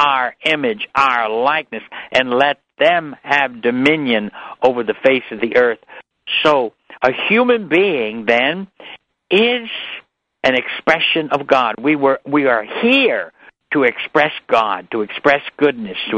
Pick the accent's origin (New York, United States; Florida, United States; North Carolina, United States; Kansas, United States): New York, United States; New York City; I was brought up in New York City